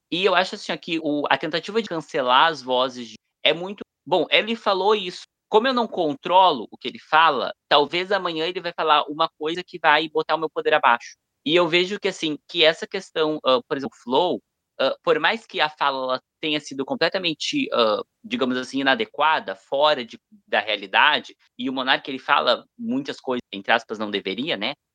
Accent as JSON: {"language": "Portuguese", "country": "Brazil", "said": "nós que somos brasileiros"}